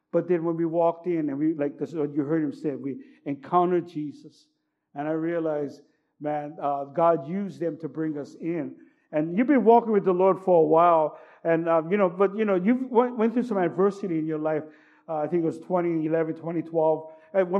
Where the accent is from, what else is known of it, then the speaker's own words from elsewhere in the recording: California, United States; You know, because now I grew up in Cali.